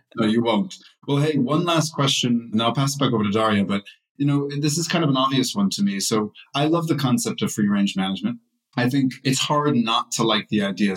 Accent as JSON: {"language": "English", "country": "United States", "moved": "yes", "lives_now": "Europe", "said": "I'm also an American living in Europe"}